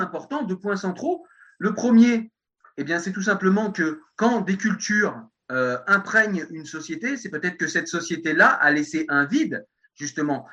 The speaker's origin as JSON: {"language": "French", "country": "France", "said": "je suis un bon français"}